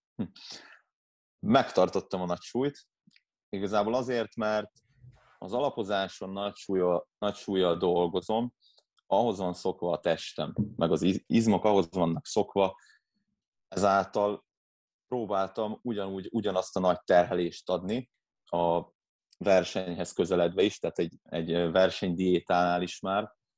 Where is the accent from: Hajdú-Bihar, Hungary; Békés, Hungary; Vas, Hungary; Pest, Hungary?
Pest, Hungary; Vác; Itt Vácon, Vácon, én Váci vagyok